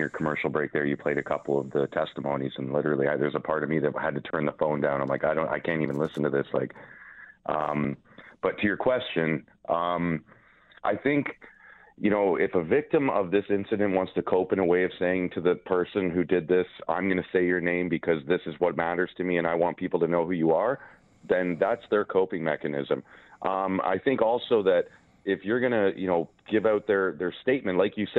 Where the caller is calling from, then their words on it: Canada; I'm coming from Canada, and I wasn't obviously in your state when the event happened.